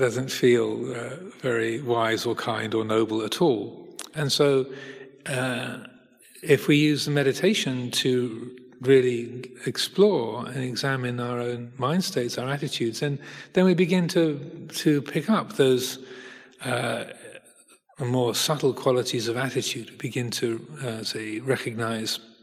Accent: United Kingdom; also born or lived in Hertfordshire, England; I'm British. I live in England, in Hertfordshire

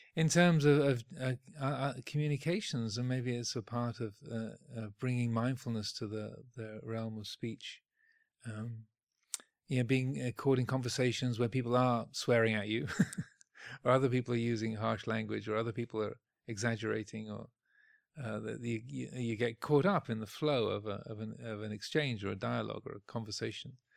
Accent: United Kingdom; speaking as a Brit

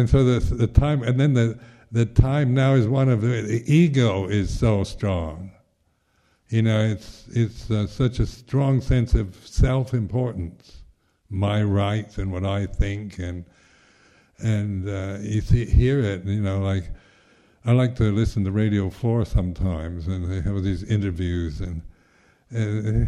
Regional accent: United States; being American

